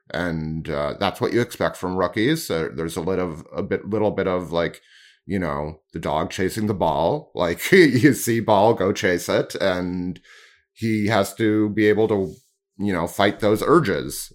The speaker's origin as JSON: {"language": "English", "country": "Canada"}